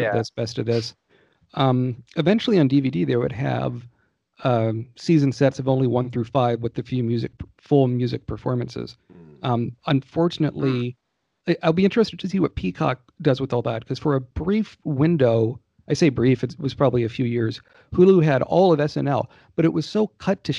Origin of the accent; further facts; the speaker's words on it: Georgia, United States; I grew up in Georgia at that time